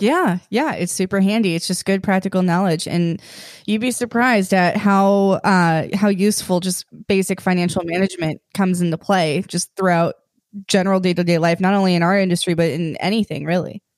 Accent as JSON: {"language": "English", "area": "Silicon Valley", "region": "California", "country": "United States", "tie": "born or raised there", "also_born_or_lived": "New Mexico", "moved": "as an adult", "said": "I grew up in Silicon Valley"}